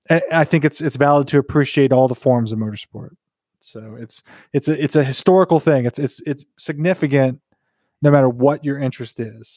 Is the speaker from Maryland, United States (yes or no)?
no; North Wilkesboro, North Carolina, United States; we're from Wilkesboro, North Wilkesboro, we're natives, it's close to home.